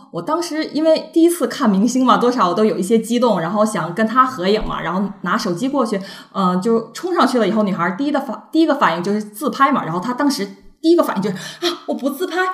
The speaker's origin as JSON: {"language": "Chinese", "town": "Shenyang", "region": "Liaoning", "country": "China", "said": "我是来自沈阳，就是那个东北东北那那边旮儿的的人，对，沈阳人儿"}